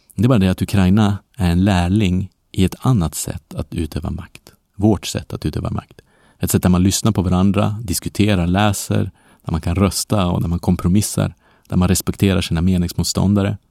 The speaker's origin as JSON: {"language": "Swedish", "country": "Sweden", "moved": "yes", "said": "för mig som glad svensk"}